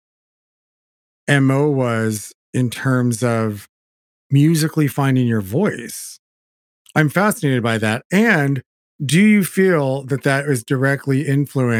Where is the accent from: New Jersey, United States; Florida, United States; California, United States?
California, United States; I grew up in California